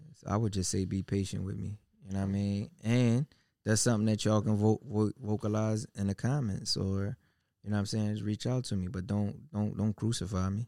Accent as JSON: {"language": "English", "country": "United States", "tie": "born or raised there"}